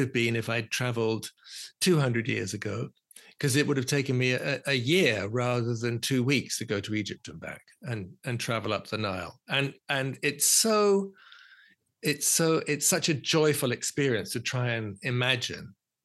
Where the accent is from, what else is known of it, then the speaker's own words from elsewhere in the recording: London, United Kingdom; I was born in London. I'm a Londoner.